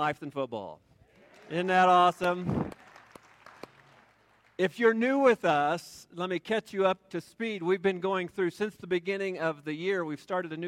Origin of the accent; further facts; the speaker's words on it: Kansas City, United States; moved away; I grew up in Kansas City